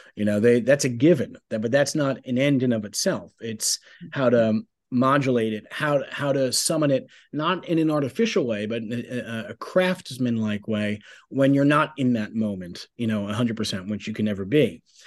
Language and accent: English; Bay Shore, New York, United States; also born or lived in Huntington, New York; I was born in um, Bayshore, Long Island, New York